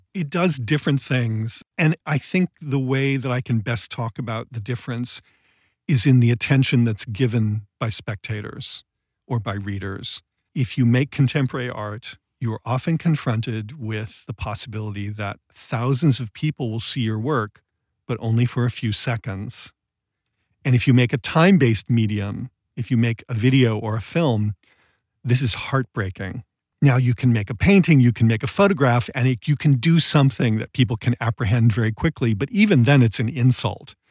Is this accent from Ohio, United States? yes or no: yes; Massillon, Ohio, United States; moved away as an adult; also born or lived in Connecticut; now in Los Angeles, United States; I grew up in Massillon, Ohio, and I went to Yale as an undergraduate